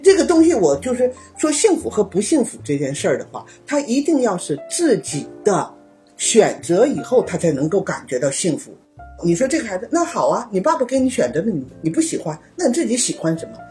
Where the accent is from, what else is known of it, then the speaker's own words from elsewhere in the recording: China; now in Japan; 我们作为中国人